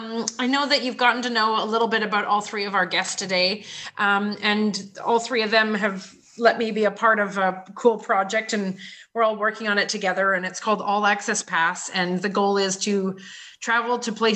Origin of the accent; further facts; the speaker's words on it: Canada; also born or lived in Amazon; I'm from Canada and I lived in the Amazon for 3 years.